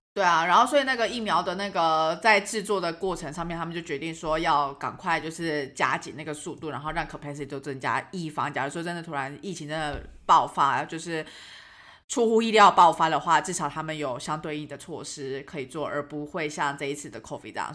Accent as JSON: {"language": "Chinese", "country": "Taiwan", "said": "我们是从台湾来"}